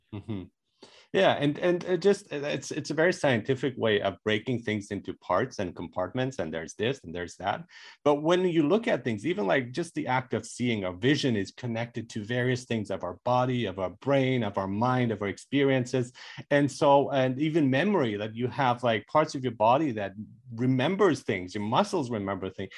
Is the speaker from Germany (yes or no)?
yes; Germany; moved away; I grew up in Germany where people are more frank